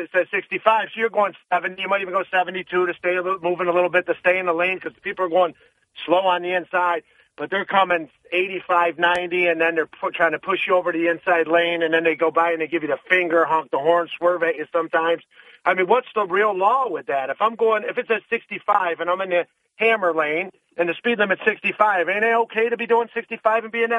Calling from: Binghamton, New York, United States

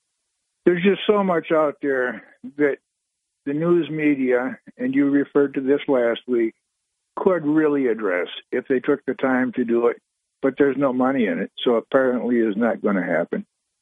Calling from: Owego, New York, United States; … from Owego.

